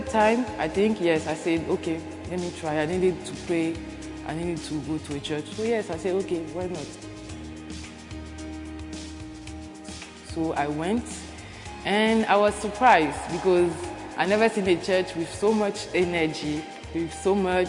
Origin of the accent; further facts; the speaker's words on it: Benin; I'm from Benin